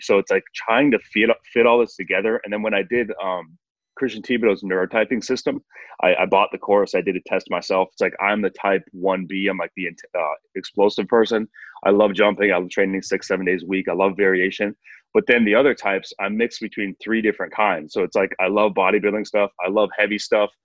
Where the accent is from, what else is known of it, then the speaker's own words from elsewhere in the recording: Northwest Wisconsin, United States; I grew up in Northwest Wisconsin, uh, like kind of the middle of nowhere.